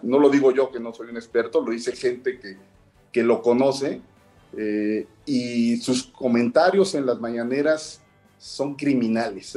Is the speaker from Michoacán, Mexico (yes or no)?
no; Mexico City, Mexico; yo soy este, capitalino.